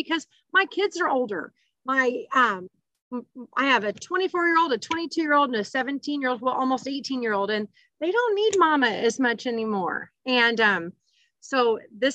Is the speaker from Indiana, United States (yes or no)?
yes; Evansville, Indiana, United States; I am from Evansville, Indiana